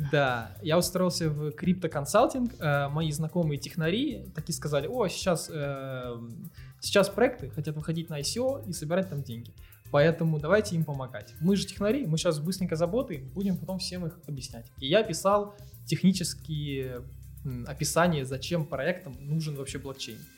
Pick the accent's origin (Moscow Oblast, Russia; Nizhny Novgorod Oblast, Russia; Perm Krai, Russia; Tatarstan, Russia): Moscow Oblast, Russia; Dubna; в моем городе, я из Дубны